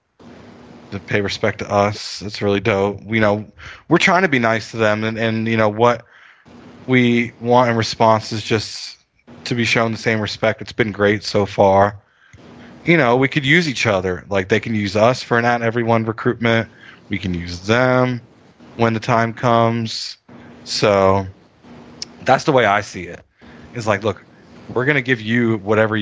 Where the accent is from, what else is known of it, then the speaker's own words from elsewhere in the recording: Miami, Florida, United States; I'm from Miami, about 15 minutes from South Beach